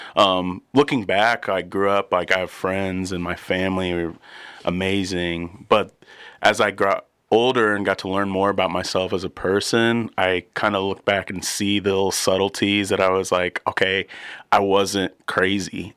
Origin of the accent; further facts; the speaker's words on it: Warsaw, Indiana, United States; also born or lived in Muncie, Indiana; I grew up in, in Warsaw